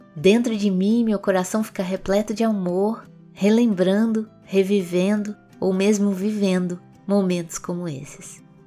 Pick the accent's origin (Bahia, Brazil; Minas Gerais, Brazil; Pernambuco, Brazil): Minas Gerais, Brazil; Como mineira que sou